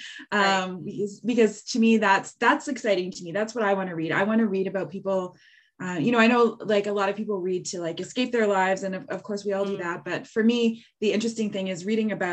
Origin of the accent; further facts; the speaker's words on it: Halifax, Nova Scotia, Canada; now in Hamilton, Canada; I grew up in Halifax. I think of myself as growing up in a city